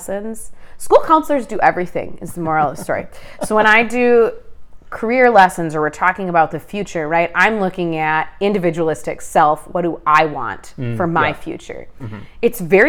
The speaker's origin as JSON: {"language": "English", "region": "Midwest", "country": "United States", "tie": "born or raised there", "said": "I grew up in the Midwest. I've never lived anywhere else."}